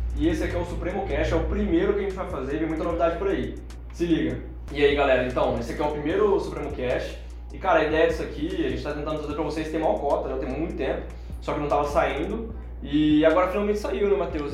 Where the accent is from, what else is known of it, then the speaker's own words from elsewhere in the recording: Cuiabá, Mato Grosso, Brazil; aqui em Cuiabá